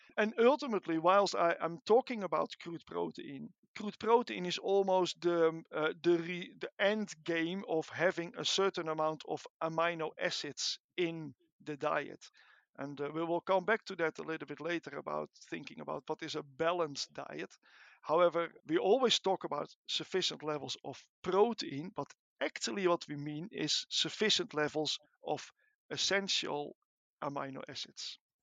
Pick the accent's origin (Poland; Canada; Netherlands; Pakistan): Netherlands; moved away as an adult; now in Edinburgh, United Kingdom; as you can hear from my accent, I am not Scottish. I'm not British. I'm, I'm Dutch uh, from origin. I came to Edinburgh in 1998